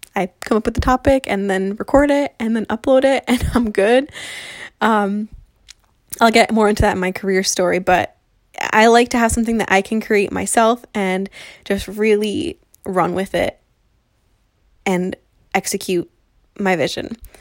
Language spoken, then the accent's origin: English; New Jersey, United States; I'm twenty-five and I'm from New Jersey.